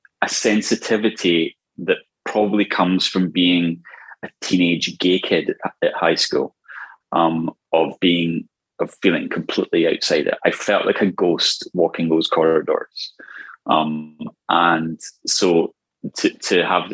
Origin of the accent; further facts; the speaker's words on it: Scotland, United Kingdom; I'm Scottish.